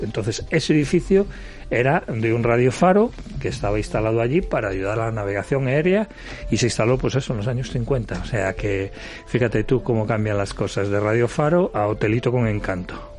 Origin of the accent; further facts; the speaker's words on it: Spain; los españoles seguimos sin desestacionalizar nuestras vacaciones